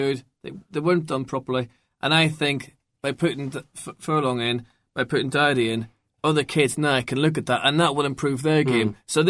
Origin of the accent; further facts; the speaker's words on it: Northern Ireland, United Kingdom; Being Northern Irish